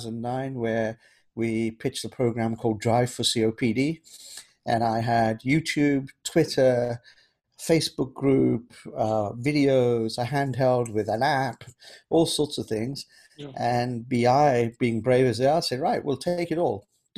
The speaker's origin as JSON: {"language": "English", "region": "London", "country": "United Kingdom", "tie": "born or raised there", "also_born_or_lived": "Kenya", "said": "growing up in London"}